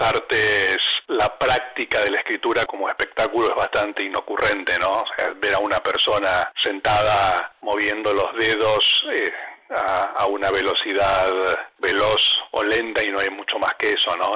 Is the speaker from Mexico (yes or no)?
no; Argentina; Siendo escritor argentino